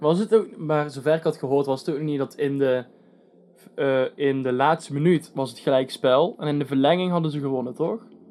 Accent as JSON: {"language": "Dutch", "country": "Netherlands", "said": "from the Netherlands."}